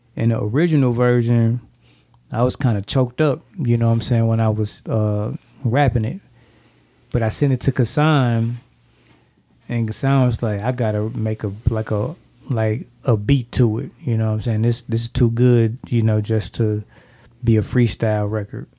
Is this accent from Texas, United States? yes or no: no; St. Louis, Missouri, United States; I'm from St. Louis